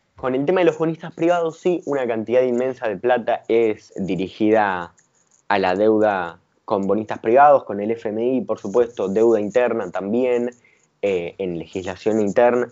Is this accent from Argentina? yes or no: yes; Argentina